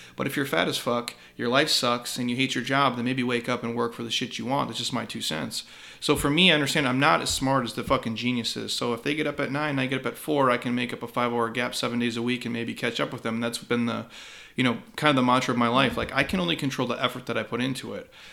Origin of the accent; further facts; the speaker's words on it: Midwest, United States; I grew up in the Midwest